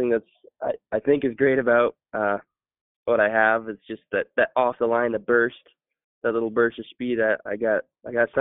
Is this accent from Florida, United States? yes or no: no; hometown of Eastern, Washington, United States; Eastern here in my hometown